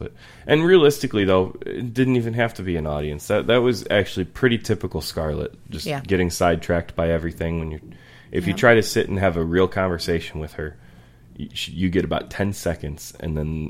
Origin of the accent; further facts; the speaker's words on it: Lowell, Massachusetts, United States; Like, the house I grew up in Lowell was, in our neighborhood, always considered, like, the Halloween house, because we always decorated real big.